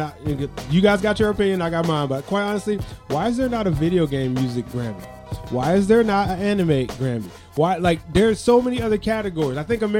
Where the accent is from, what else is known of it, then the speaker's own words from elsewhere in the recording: Atlanta, Georgia, United States; I'm from Atlanta